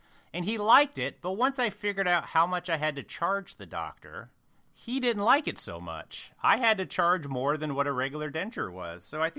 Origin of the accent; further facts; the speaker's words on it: Indiana, United States; I am from Indiana.